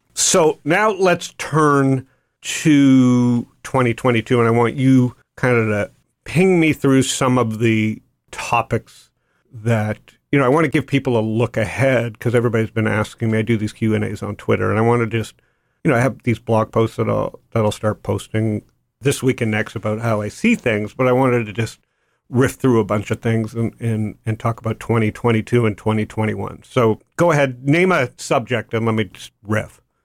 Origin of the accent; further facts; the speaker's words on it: Toronto, Ontario, Canada; I grew up in Toronto